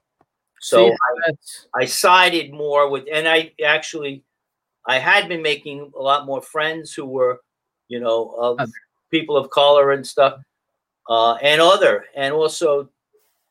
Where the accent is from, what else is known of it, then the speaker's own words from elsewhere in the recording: Mount Vernon, New York, United States; where I grew up in Mount Vernon